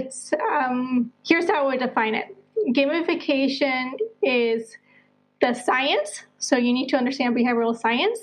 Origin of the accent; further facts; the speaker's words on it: Colombia; moved away; also born or lived in United States / Netherlands / Southeast Asia / Portugal; I'm originally from Colombia, South America. I'm a world citizen now, having lived in the U.S., the Netherlands, and now I spend my winters either in Southeast Asia or in Portugal.